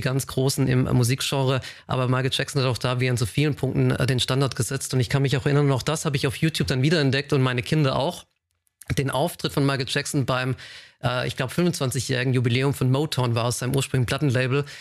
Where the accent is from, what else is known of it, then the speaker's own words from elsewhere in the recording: a small village near Tübingen, Baden-Württemberg, Germany; auf einem äh, kleinen Dorf aufgewachsen in der Nähe von Tübingen